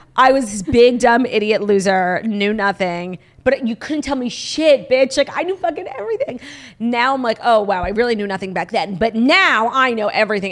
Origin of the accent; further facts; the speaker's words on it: New York, United States; I'm a New Yorker